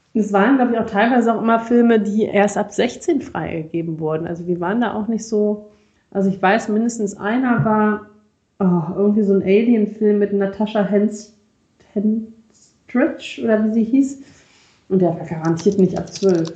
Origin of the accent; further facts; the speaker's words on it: Rhineland, Germany; Für mich als äh, Rheinländer